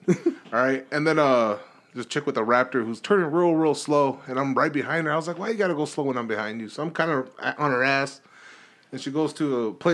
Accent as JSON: {"language": "English", "region": "California", "country": "United States", "moved": "yes", "said": "I don't tell people I'm from Cali much"}